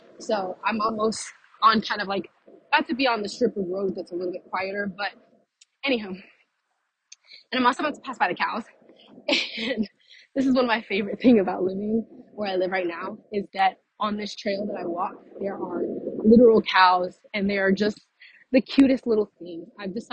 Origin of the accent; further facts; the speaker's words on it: Texas, United States; also born or lived in Louisiana / Florida; now in Fort Myers, United States; So we moved from Louisiana to Texas, and then Texas, we lived in one spot for quite a long time.